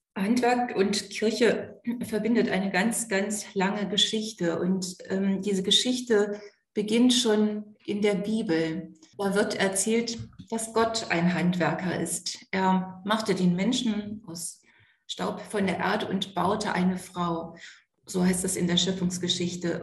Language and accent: German; East Frisia, Lower Saxony, Germany; Ich bin in Ostfriesland geboren und aufgewachsen